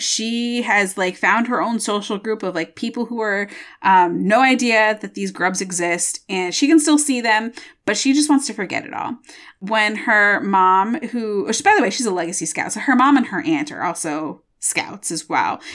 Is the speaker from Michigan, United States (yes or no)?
yes; Michigan, United States; I'm from Michigan and I, I'm, I'm so defensive of Michigan